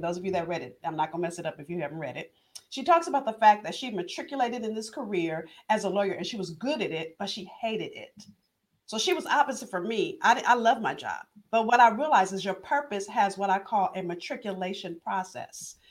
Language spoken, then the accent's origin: English; Los Angeles, California, United States; I'm from Los Angeles